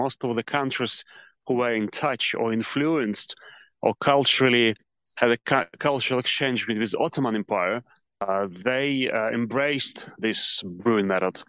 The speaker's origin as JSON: {"language": "English", "town": "Cherkasy", "region": "Cherkasy Oblast", "country": "Ukraine", "tie": "born or raised there", "also_born_or_lived": "England / Indonesia / Lviv", "moved": "as an adult", "lives_now": "Kyiv, Ukraine", "said": "a pretty standard management degree from university in my hometown, which is Cherkasy, central Ukraine"}